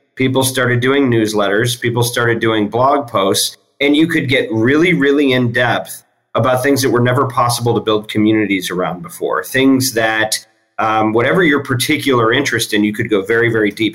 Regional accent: Michigan, United States; moved away as an adult; I grew up in Michigan. First half of my life was there.

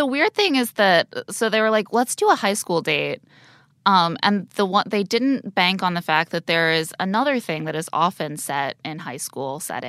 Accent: Indiana, United States; I'm from Indiana.

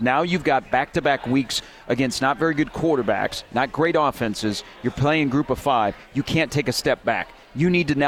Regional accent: Des Moines, Iowa, United States; I was growing up in the Des Moines area

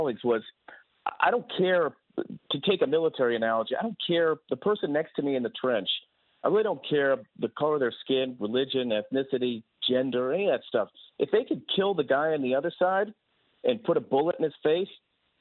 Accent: Boston, Massachusetts, United States; I'm from Boston. I grew up as a kid

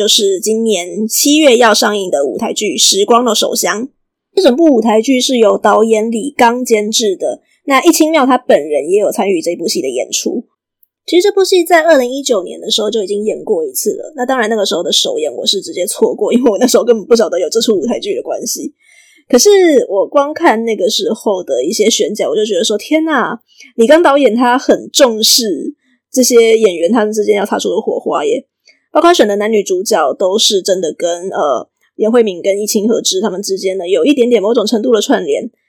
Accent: Taiwan; 不过，身为一个台湾人，而且也对这几道料理有一点点小小的认识，我觉得看几个镜头会觉得特别的有趣。

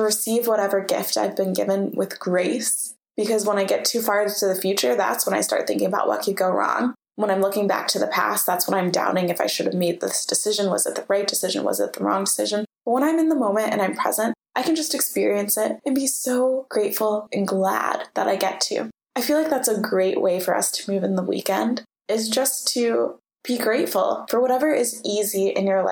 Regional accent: United States; growing up in America, we have this obsession with struggle

